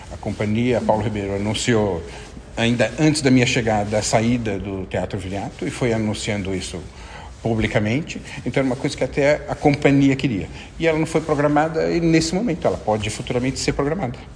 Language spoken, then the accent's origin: Portuguese; Portugal; quando chega e fala, ah, eu sou de Portugal e, e ouvi, ah, conheço o viriato